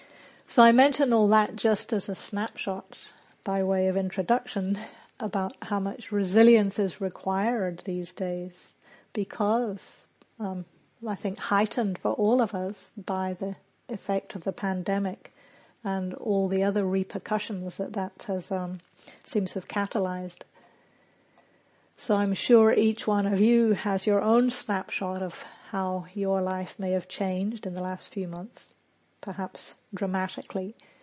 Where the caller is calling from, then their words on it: Auckland, New Zealand; also born or lived in United States; I'm calling from Auckland, New Zealand, which has suddenly become my home base.